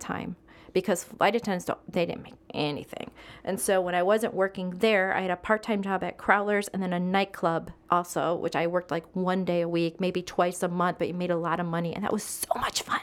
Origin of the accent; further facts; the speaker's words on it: Illinois, United States; moved away as an adult; also born or lived in Las Vegas, Nevada; I was living in my father-in-law's house in Joliet, Illinois